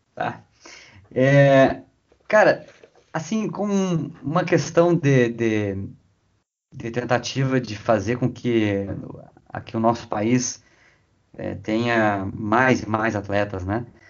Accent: Rio Grande, Rio Grande do Sul, Brazil; eu estou agora em Rio Grande, né, minha cidade natal

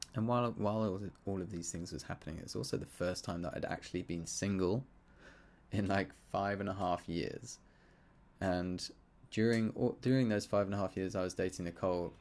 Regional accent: Surrey, South East England, United Kingdom; growing up in Surrey in the U K

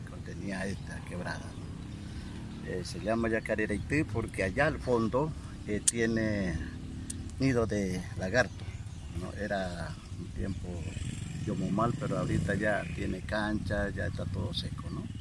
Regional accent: Ascensión de Guarayos, Santa Cruz, Bolivia; soy nativo de acá de Guarayo. Estamos eh, en un canal, Yacareraití se llama, y el barrio San José Obrero, ¿no? En este barrio vivo.

